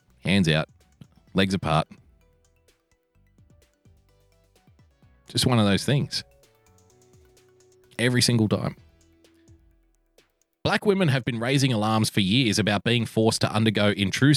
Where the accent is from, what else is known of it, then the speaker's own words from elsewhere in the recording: Australia; I love being an Australian